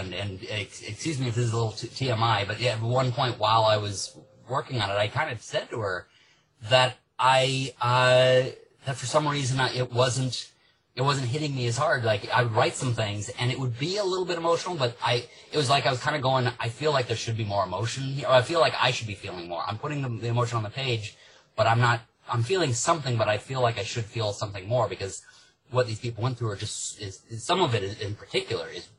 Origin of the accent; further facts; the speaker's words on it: Nebraska, United States; my home state of Nebraska